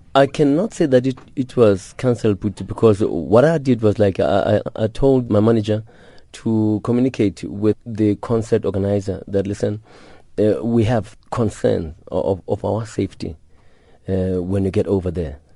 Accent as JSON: {"language": "English", "country": "South Africa", "said": "we as a South African artist"}